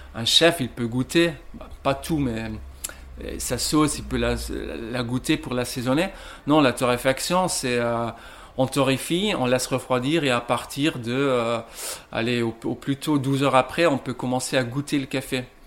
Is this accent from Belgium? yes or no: yes; Ghent, Flanders, Belgium; moved away as an adult; now in Lille, France; je viens de Gand en Belgique